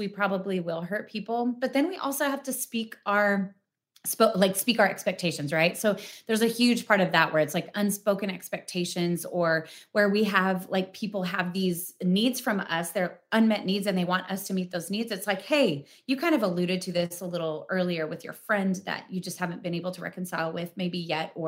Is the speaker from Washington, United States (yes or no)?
yes; Spokane, Washington, United States; born or raised there; moved away